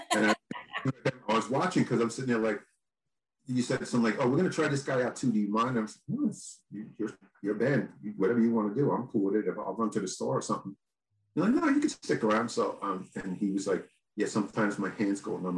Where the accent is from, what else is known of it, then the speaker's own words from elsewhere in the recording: New York, United States; I'm from New York